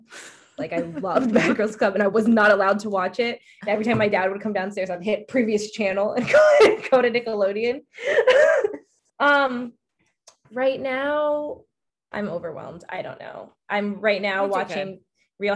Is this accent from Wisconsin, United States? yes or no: no; Maryland, United States; because I'm from Maryland.